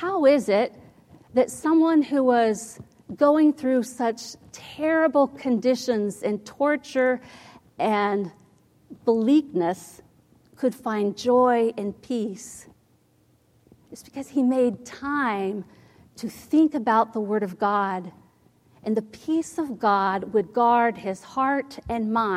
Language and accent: English; Ohio, United States; When I was a little girl, I grew up in Ohio